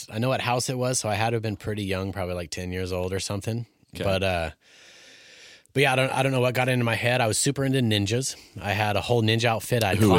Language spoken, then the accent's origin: English; Alaska, United States; the glory of growing up in Alaska.